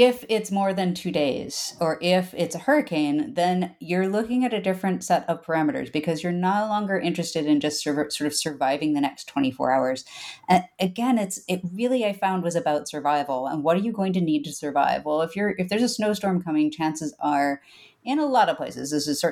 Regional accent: Midwest, United States; moved away as an adult; also born or lived in east coast of Scotland; now in Scotland, United Kingdom; growing up in the Midwest

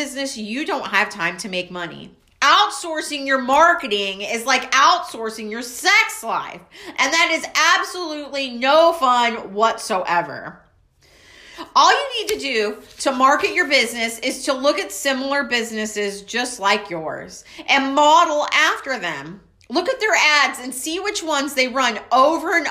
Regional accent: Waco, Texas, United States; I'm from Waco, Texas.

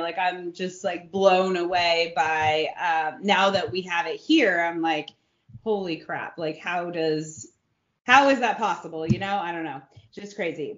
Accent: California, United States; now in New Braunfels, United States; I'm from California

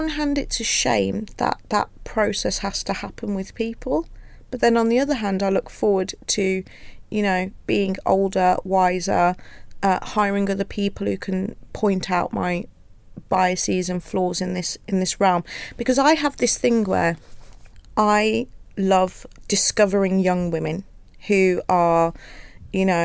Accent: Wolverhampton, West Midlands, United Kingdom; it was quite interesting because I have got a coarser accent. I'm from Wolverhampton compared to my family because I went Wolverhampton.

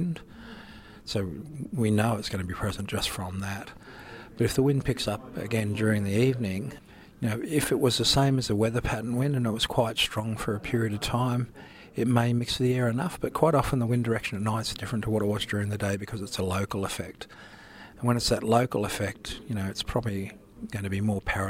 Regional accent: Darling Downs, Queensland, Australia; I'm from the Darling Downs

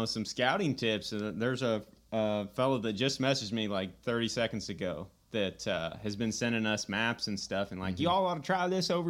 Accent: Missouri, United States; Oh, I'm from Redneck America in Northeast Missouri.

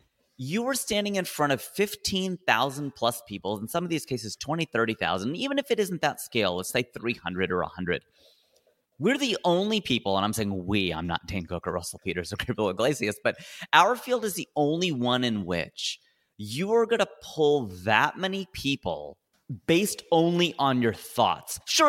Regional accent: India; even though I grew up watching him playing tennis because I'm Indian

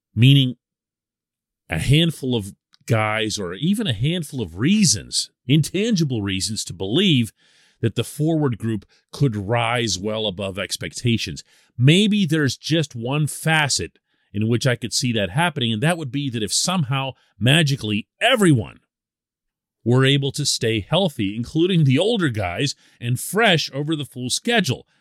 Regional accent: Pittsburgh, Pennsylvania, United States; I'm born and raised in Pittsburgh

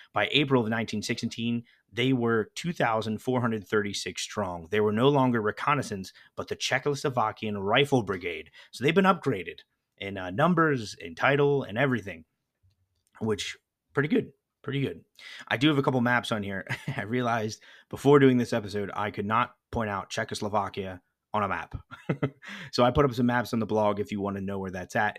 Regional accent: United States; I'm American

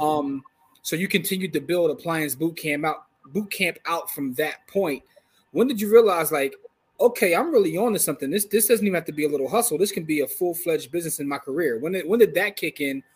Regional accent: Philadelphia, Pennsylvania, United States; we're from Philadelphia

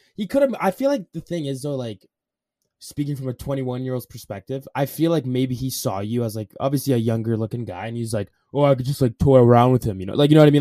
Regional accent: Alberta, Canada; I'm Canadian

